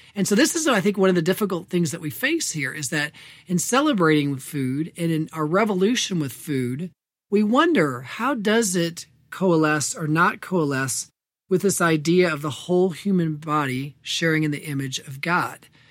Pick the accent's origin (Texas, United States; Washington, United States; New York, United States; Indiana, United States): Indiana, United States; my home state of Indiana